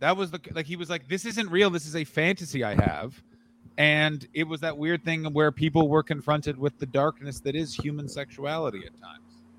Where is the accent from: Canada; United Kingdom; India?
Canada; Ottawa, Ontario; moved away; I grew up in Ottawa to the point that it's like, I never need to think where something is. I just know the whole city really well.